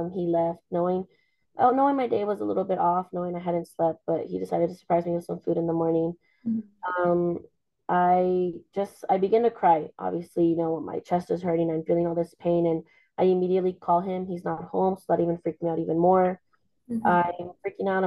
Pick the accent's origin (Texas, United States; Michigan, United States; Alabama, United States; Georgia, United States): Texas, United States; El Paso; I was born and raised here in El Paso, Texas